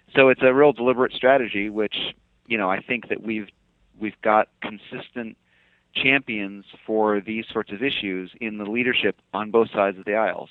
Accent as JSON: {"language": "English", "town": "Fairbanks", "region": "Alaska", "country": "United States", "tie": "born or raised there", "also_born_or_lived": "Anchorage, Alaska", "said": "I was I was born and raised in in Alaska"}